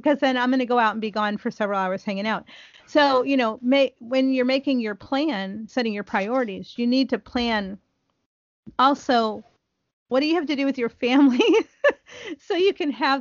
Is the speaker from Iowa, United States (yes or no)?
no; northeastern Ohio, United States; now in Texas, United States; I was pretty fluent when I was in high school, where I grew up in Ohio, in northeastern Ohio. But then I moved to Texas.